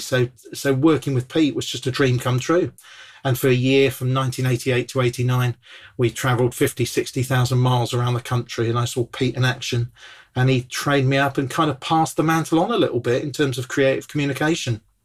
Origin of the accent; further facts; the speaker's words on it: Bournemouth, South West England, United Kingdom; I come from Bournemouth originally, beautiful town on the south coast